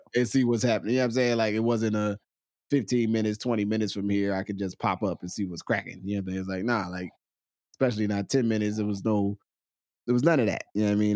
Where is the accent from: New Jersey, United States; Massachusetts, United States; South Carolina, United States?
New Jersey, United States; Willingboro; moved away as an adult; also born or lived in Trenton, New Jersey; growing up in Willingboro was a big motivation for me not to want to live in Willingboro